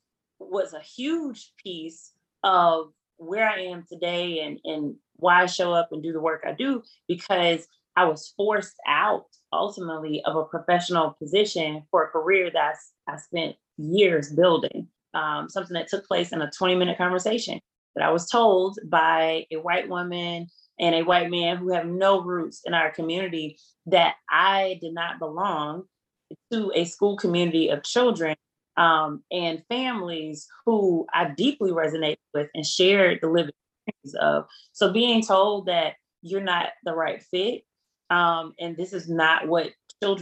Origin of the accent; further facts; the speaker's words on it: Selma, Alabama, United States; my hometown of Selma